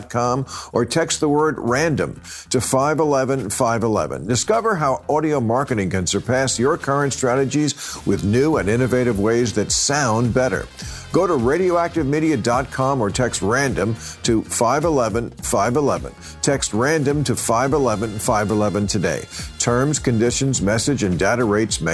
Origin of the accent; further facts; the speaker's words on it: New Jersey, United States; I'm from New Jersey